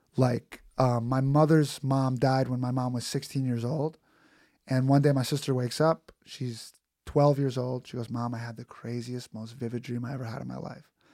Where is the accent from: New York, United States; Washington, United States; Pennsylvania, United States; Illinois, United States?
New York, United States; New York City; I'm from Queens